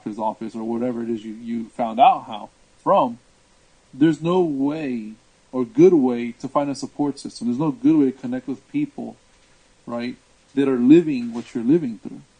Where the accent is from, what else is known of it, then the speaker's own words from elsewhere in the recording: Washington, District of Columbia, United States; now in Orlando, United States; where I'm from is actually the D.C. area, you know, known as the DMV. Born and raised in that area